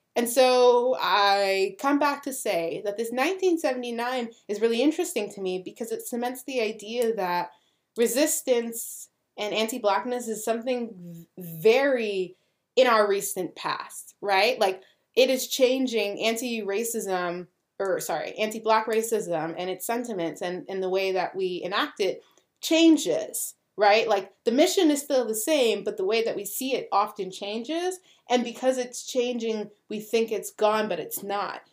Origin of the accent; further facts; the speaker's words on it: Canada; we're Canadian